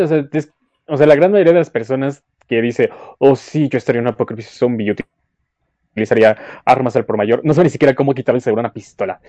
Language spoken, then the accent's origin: Spanish; Mexico City, Mexico; obviamente somos de la Ciudad de México